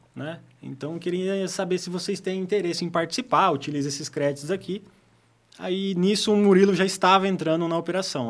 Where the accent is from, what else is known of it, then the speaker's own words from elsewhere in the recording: Apucarana, Paraná, Brazil; also born or lived in Altônia, Paraná; nasci em Altônia, quase divisa ali com o Paraguai. É no estado do Paraná. Uhum. Mas vim para cá, minha família veio toda para cá em 94. Então eu tinha praticamente dois anos, né? Então, de uhum. criação considerado... Uhum apucaranense